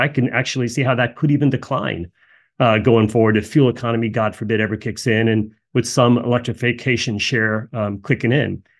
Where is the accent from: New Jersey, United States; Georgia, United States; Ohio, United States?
New Jersey, United States; I grew up in New Jersey